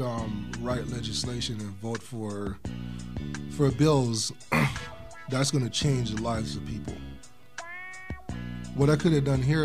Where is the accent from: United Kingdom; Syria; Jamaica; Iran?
Jamaica; now in United States; I'm from Jamaica